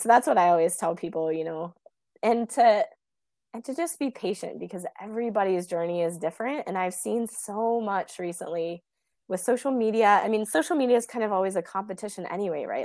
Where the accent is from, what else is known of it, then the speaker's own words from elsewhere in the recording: Kansas, United States; also born or lived in Bay Area, California; now in Des Moines, United States; my hometown in Kansas.